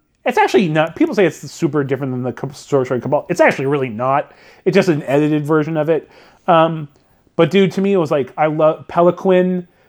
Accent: Redlands, California, United States; we went to this theater in my hometown, which is no longer a theater now. I think it's like a Pilates place for rich white women. But it was the Rainbow Theater in Redlands, California

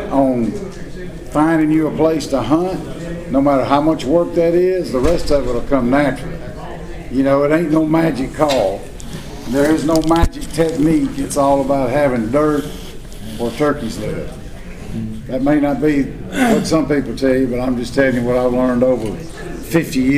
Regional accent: Mississippi, United States; I grew up hunting in the Homochitto National Forest. That's the only place I had till I was in my early to mid twenties.

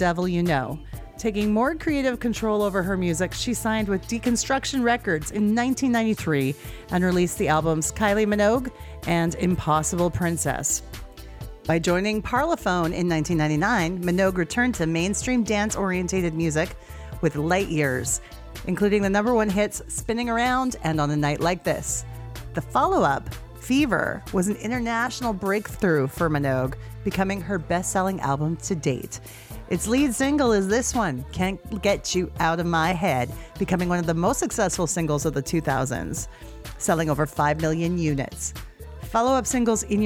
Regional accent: Canada; I'm Canadian and I can't even speak French

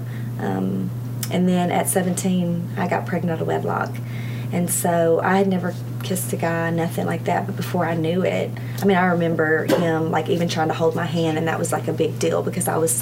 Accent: Arkansas, United States; I was born and raised in Arkansas.

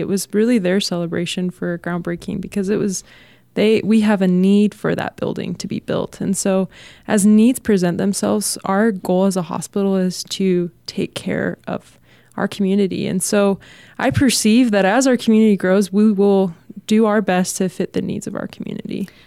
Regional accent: Texas, United States; moved away; I'm from Texas

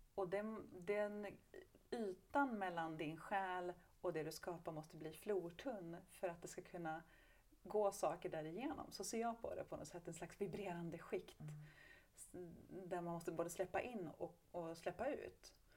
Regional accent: Hofors, Gävleborg County, Sweden; där då i Gästrikland i Hofors så har jag vuxit upp med väldigt mycket hårdrock omkring mig.

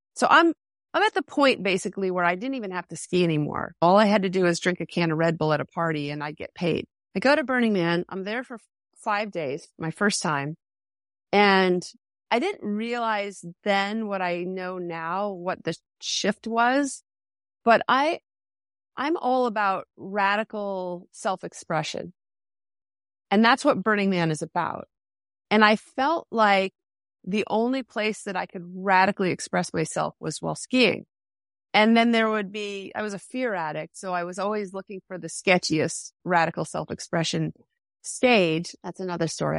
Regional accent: Henniker, New Hampshire, United States; I'm from Henniker, New Hampshire.

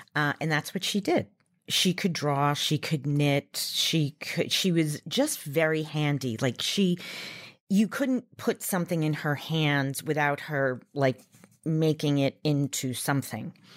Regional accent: Long Island, New York, United States; I grew up on Long Island in New York

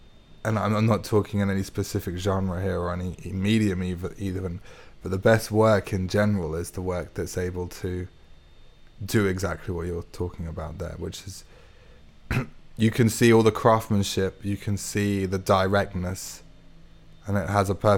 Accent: London, United Kingdom; born there; also born or lived in Middle East / Hertfordshire; Well, I was born in North London and then lived in the Middle East for a while, then came back to Hertfordshire and now back in London.

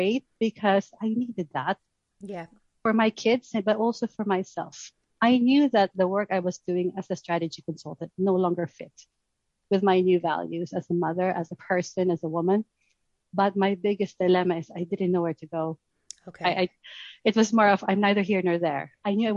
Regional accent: Philippines; moved away as an adult; now in Surrey, United Kingdom; I was originally from the Philippines, so I moved here to do my MBA.

